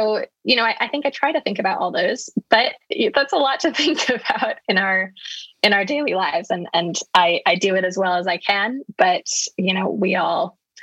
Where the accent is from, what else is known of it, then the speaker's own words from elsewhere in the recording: United States; moved away as an adult; now in United Kingdom; now living in the UK as an American